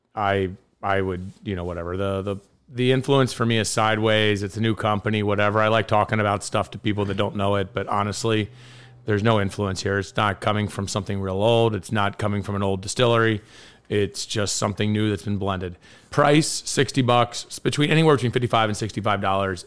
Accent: Kentucky, United States; I'm from Kentucky.

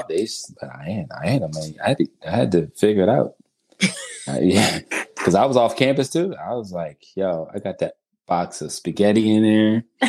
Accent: Wilmington, United States; growing up in Wilmington, we call it yak.

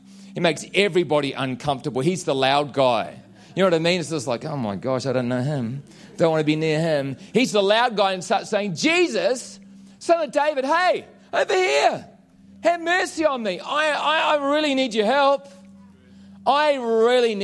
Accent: New Zealand; moved away; I'm a Kiwi.

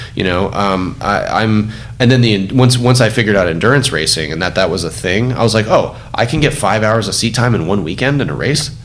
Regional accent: Orange County, California, United States; I grew up in Orange County

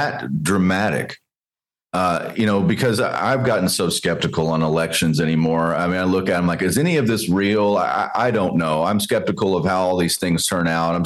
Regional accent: Texas, United States; Growing up in Texas, watching my dad

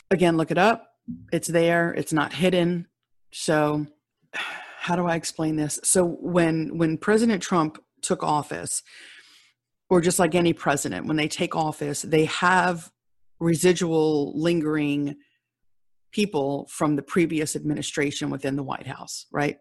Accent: United States; But I am an American. I live here in America.

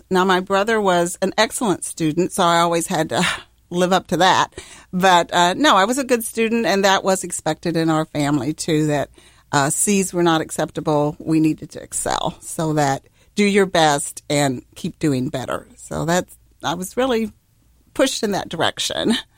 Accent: Missouri, United States; now in Ohio, United States; I'm from Missouri, the Show Me State

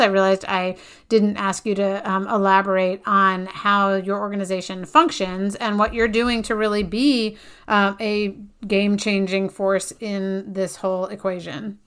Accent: Connecticut, United States; my home state of Connecticut

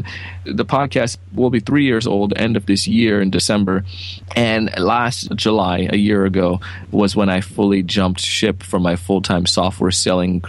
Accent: Jamaica; moved away; I grew up in Jamaica

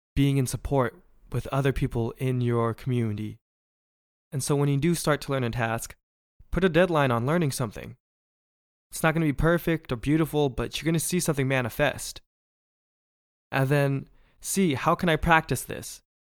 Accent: Bay Area, California, United States; I'm from the Bay Area where we really support our own

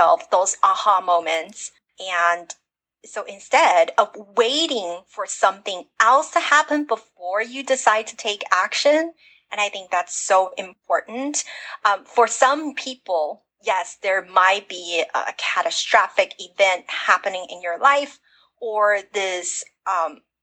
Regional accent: United States; I wasn't born in America. Even though I grew up in America

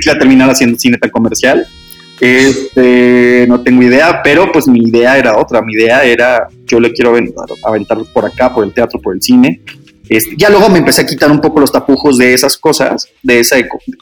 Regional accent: Hermosillo, Sonora, Mexico; moved away as an adult; now in Mexico City, Mexico; en Hermosillo, soy de Hermosillo

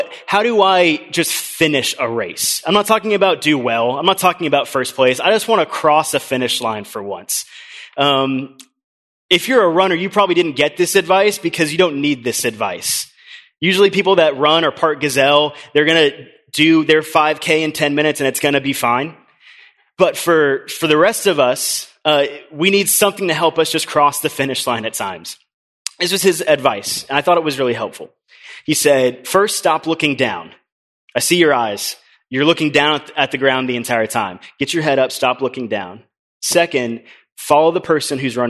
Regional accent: Orlando, Florida, United States; I grew up in Orlando

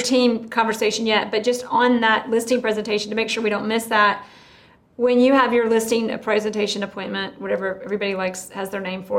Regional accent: the South, United States; I'm from the South

